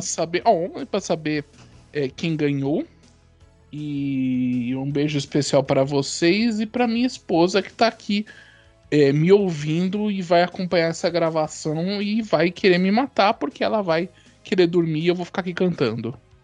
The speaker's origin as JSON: {"language": "Portuguese", "region": "São Paulo", "country": "Brazil", "tie": "born or raised there", "said": "nascido e criado em São Paulo, capital."}